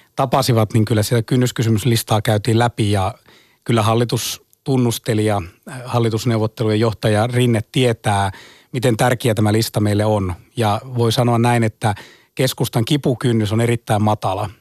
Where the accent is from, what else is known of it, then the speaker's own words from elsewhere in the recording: Ostrobothnia, Finland; itse tuun Pohjanmaalta, meillä on turkistalous.